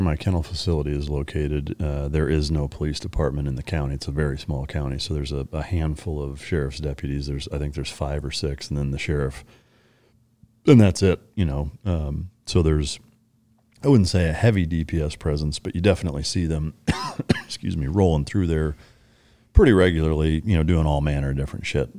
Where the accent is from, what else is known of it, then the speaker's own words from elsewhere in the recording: Iowa, United States; growing up in Iowa